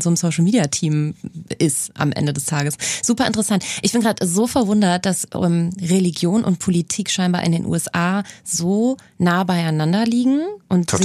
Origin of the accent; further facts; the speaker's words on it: Cologne, North Rhine-Westphalia, Germany; in Köln tatsächlich, in meiner Heimatstadt